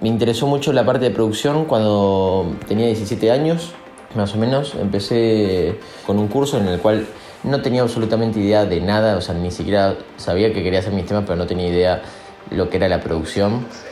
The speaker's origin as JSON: {"language": "Spanish", "region": "Buenos Aires", "country": "Argentina", "said": "Soy de Villa Devoto y soy DJ productor"}